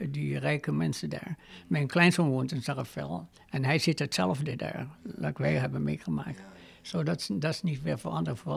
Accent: Netherlands; now in United States; Ik ben, ik ben Nederlander gebleven.

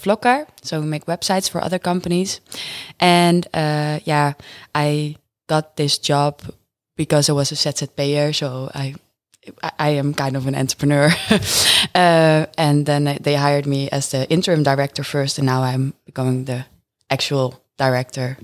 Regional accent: Friesland, Netherlands; now in Groningen, Netherlands; I'm born and raised in Friesland, but I moved to Groningen

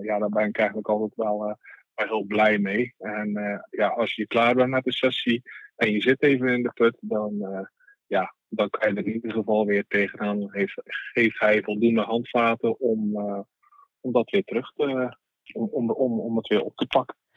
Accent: Zeeland, Netherlands; ik kom zelf uit, uit Zeeland

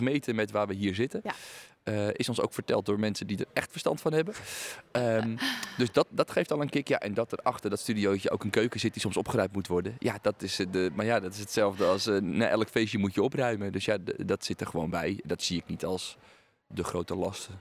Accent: Aalsmeer, North Holland, Netherlands; Ik ben namelijk geboren in Alsmeer en woon nu in een dorp daarnaast

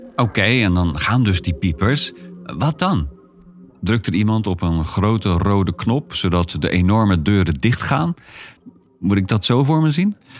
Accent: Maassluis, South Holland, Netherlands; Ik ben opgegroeid in Maasluis en ben vaak langs de Maaslandkering gefietst

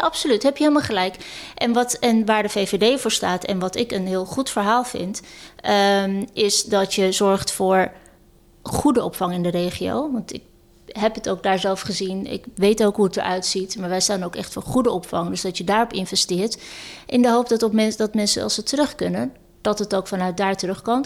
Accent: Amsterdam, North Holland, Netherlands; Ik ben Amsterdammer, ik ben Ajaxiet, ik ben een vrouw

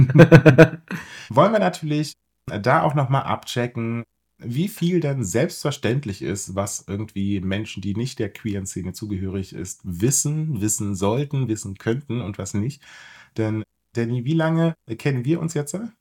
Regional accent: Brandenburg, Germany; ich bin in Brandenburg groß geworden

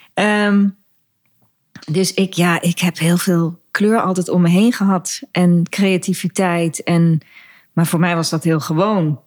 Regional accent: Dieren, Gelderland, Netherlands; also born or lived in De Steeg; ik in Dieren, waar ik opgegroeid ben

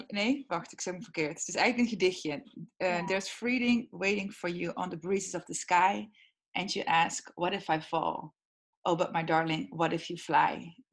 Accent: Heythuysen, Limburg, Netherlands; Heidhuizen, Midden-Limburg.

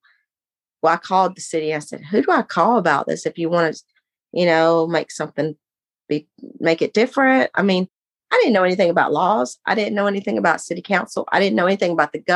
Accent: Texas, United States; moved away as an adult; I was from Texas. I decided at 18, I was going to leave and go get married.

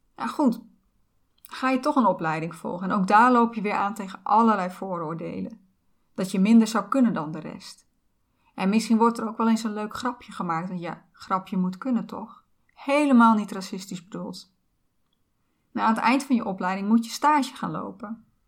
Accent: Netherlands; ik ben geboren in Nederland, waar ik alle kansen heb gekregen

